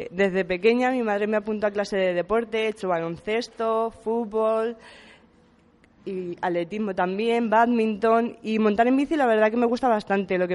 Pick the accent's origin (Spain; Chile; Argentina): Spain; Puertollano, Castilla-La Mancha; Pues nací en Puerto Llano y vivo en Puerto Llano, así que de aquí no me he movido.